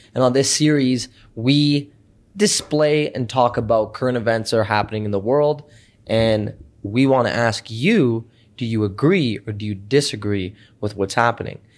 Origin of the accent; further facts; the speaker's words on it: Canada; we're Canadian